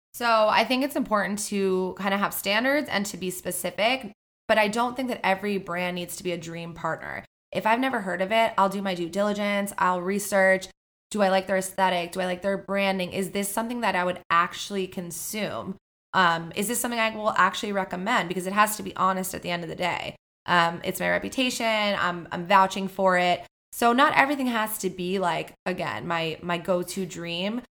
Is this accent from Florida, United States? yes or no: yes; Miami, Florida, United States; I'm from Miami, Florida